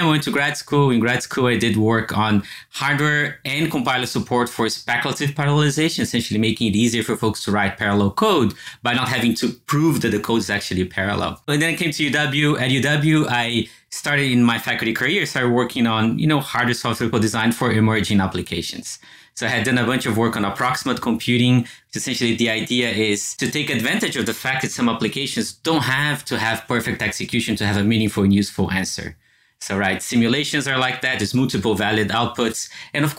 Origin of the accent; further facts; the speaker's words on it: Brazil; moved away as an adult; also born or lived in Champaign-Urbana, Illinois; now in United States; I grew up in Brazil